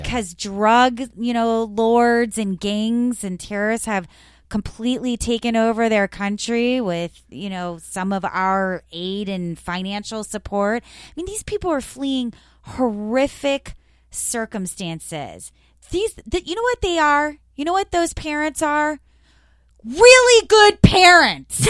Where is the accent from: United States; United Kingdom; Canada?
United States; Florida; I grew up in Florida